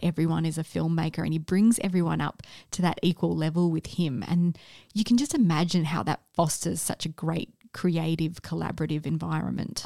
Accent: Australia; as an Australian

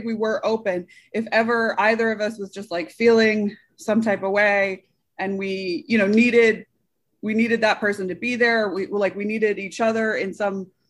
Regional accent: Northampton, Massachusetts, United States; moved away as an adult; I grew up near Northampton, Massachusetts.

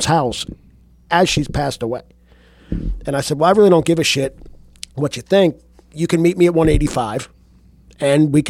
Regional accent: New Jersey, United States; now in Carrollton, United States; I flew home to New Jersey, was driving from the airport to my hometown

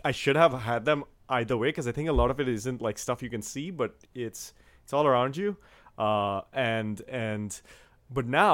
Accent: India; moved away; growing up in India

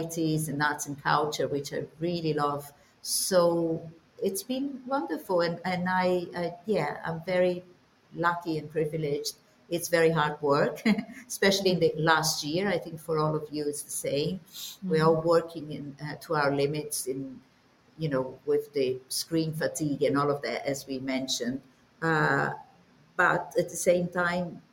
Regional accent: Brazil; moved away; I'm Brazilian, but my dad was, or is Czech

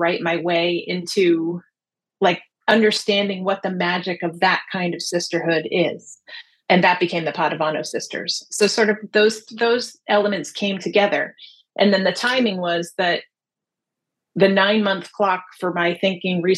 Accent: New Jersey, United States; I grew up in New Jersey

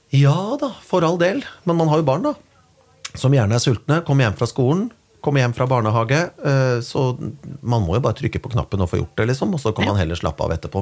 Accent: Kongsberg, Buskerud, Norway; moved away; hjemme på Kongsberg

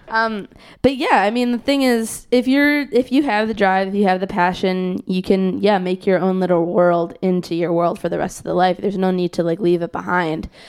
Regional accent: Skokie, Illinois, United States; moved away; my house in Skokie

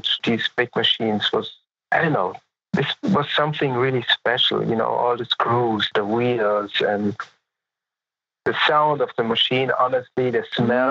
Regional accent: Munich, Bavaria, Germany; also born or lived in Los Angeles, United States; I was born in Munich and I grew up in Munich, partially in Munich.

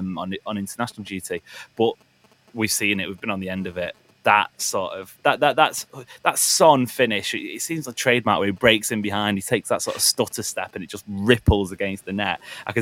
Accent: England, United Kingdom; as an Englishman

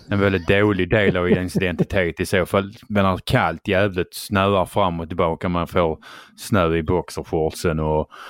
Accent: Skåne, Sweden

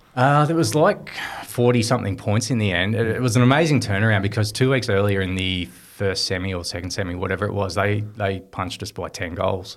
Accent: Swan Hill, Victoria, Australia; also born or lived in Melbourne; growing up in Swan Hill, it was, uh, just a dream to, to play in a premiership

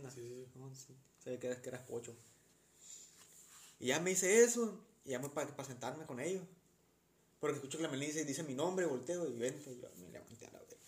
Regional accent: Sinaloa, Mexico; ¿De dónde eres? De, Sinaloa.

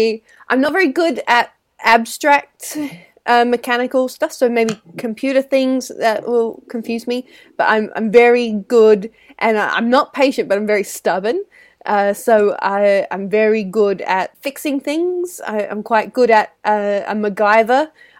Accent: Australia; I'm Australian technically, and I think just in the Antipodes in general, women are more encouraged

